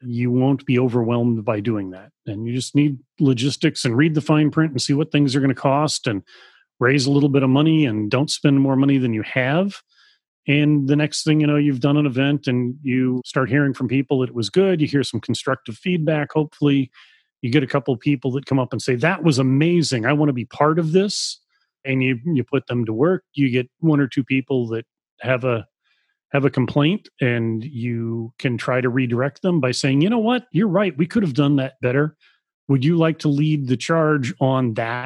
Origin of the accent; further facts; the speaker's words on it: United States; even as an American